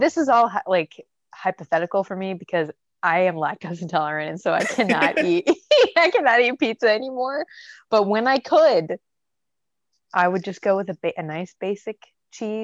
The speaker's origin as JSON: {"language": "English", "region": "Oregon", "country": "United States", "said": "I'm from Oregon"}